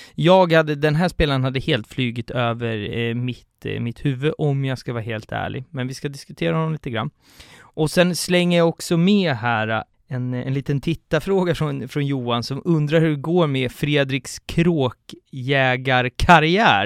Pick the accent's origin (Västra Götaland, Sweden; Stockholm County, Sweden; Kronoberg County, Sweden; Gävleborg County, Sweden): Stockholm County, Sweden; Stockholm; som stockholmare och aik -are